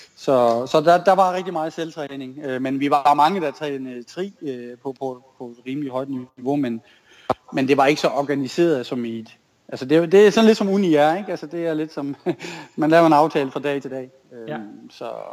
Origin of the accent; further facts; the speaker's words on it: Tinglev, Southern Denmark, Denmark; jeg er jo opvokset i Tinglev